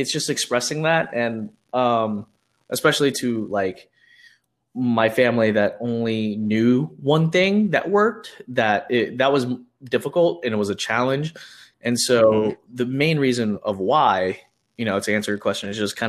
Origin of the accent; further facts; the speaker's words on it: Houston, Texas, United States; I am from Houston, Texas